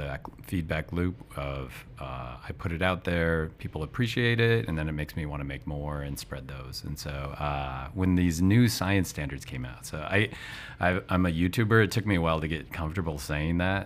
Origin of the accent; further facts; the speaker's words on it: Montana, United States; I'm from Montana in the States, and I was a teacher for 20 years.